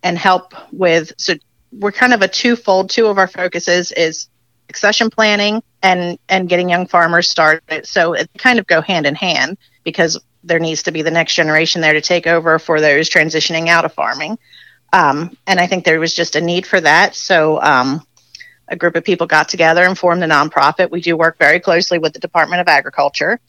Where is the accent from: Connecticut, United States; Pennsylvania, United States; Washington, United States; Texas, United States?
Pennsylvania, United States; Chester County; moved away as an adult; also born or lived in Adams County, Pennsylvania; I grew up on a hog farm in Chester County